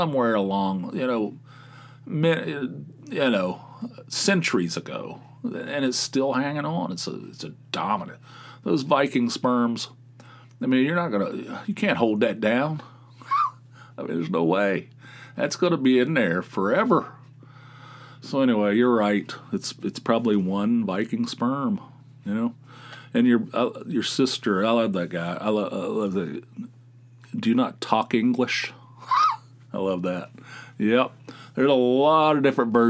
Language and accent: English; West Virginia, United States; I'm from West Virginia.